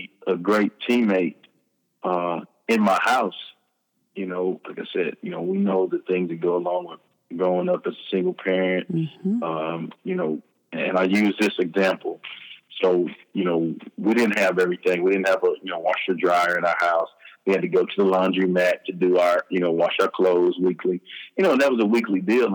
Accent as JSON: {"language": "English", "town": "Hearne", "region": "Texas", "country": "United States", "tie": "born or raised there", "also_born_or_lived": "Dallas, Texas", "said": "We moved to my mother's hometown, which is Hearn, Texas, which is close to Bryan-College Station, where Texas A&M University is"}